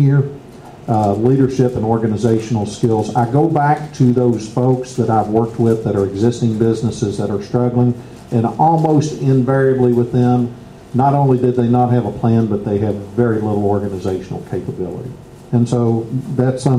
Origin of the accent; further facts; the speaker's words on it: Bardstown, Kentucky, United States; I'm from Bardstown